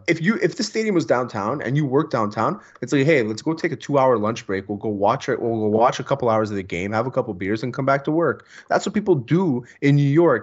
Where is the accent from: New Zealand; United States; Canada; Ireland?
Canada; Montreal, Quebec; I'm from the West Island